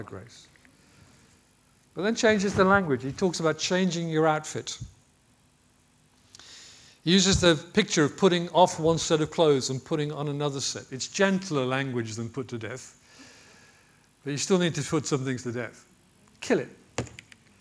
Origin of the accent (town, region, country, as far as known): United Kingdom